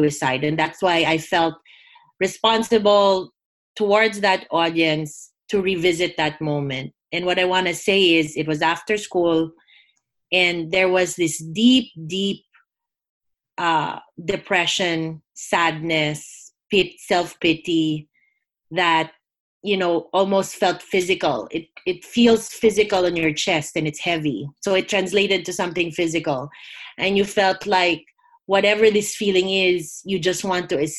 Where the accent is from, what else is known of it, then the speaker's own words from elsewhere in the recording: Philippines; I grew up in the Philippines, which is a Catholic country, predominantly Catholic